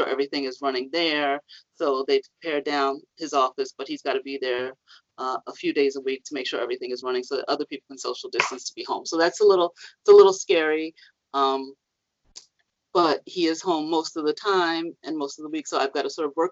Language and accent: English; New York City, New York, United States; I grew up in Harlem